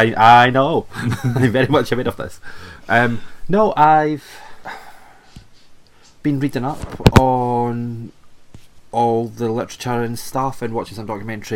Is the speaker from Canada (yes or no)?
no; Scotland, United Kingdom; I'm from Scotland, so it's not an accent. This is just natural.